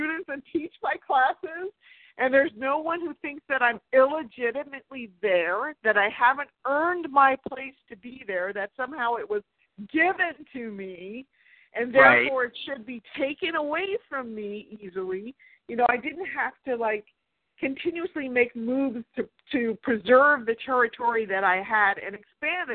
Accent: United States; accent: American; also born or lived in South Africa; I'm American

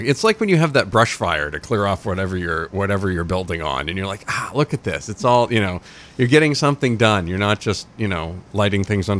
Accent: Dixfield, Maine, United States; I grew up in Dixfield.

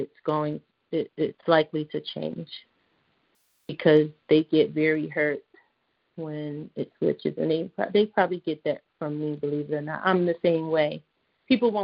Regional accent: Philadelphia, Pennsylvania, United States; moved away; I grew up in Philly

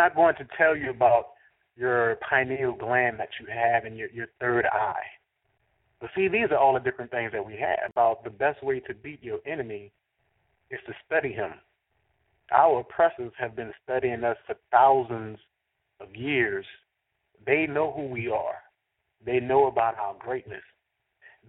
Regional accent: New Orleans, Louisiana, United States; I'm from New Orleans

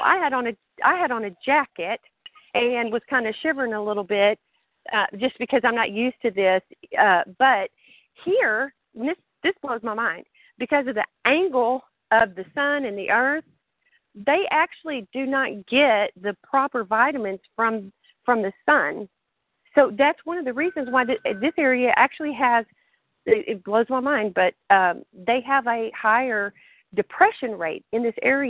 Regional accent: New Mexico, United States; moved away; also born or lived in West Texas / Central Texas; I'm from New Mexico, and the ugly part of New Mexico

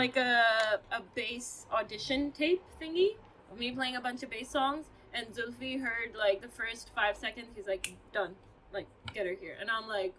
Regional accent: Pakistan; English is a second language; Given that I am a woman from Pakistan who sings, I encounter a lot of haram police and a lot of misogynistic cis men.

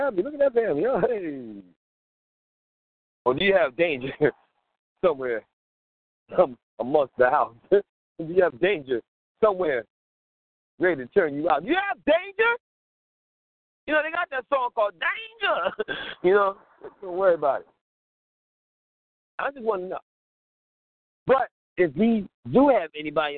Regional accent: Philadelphia, Pennsylvania, United States; I'm uptown, man, all day

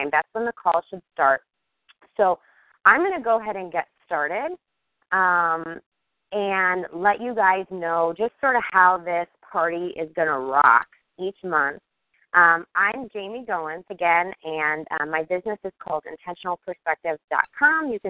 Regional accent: Kansas City, United States; I'm from Kansas City.

